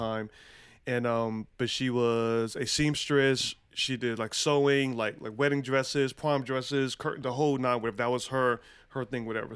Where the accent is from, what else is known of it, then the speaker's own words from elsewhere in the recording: Charlotte, North Carolina, United States; moved away as an adult; also born or lived in Brooklyn, New York / Atlanta / Philadelphia / San Jose, California; I was raised in Charlotte